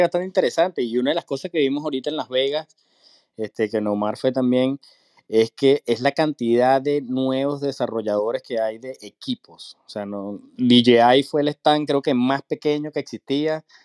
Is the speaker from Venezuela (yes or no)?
yes; Venezuela; moved away as an adult; now in United States; yo soy de Venezuela también